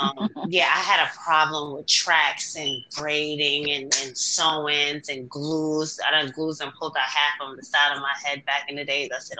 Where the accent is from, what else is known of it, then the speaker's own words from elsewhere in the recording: New York, United States; I'm from New York, too. Born and raised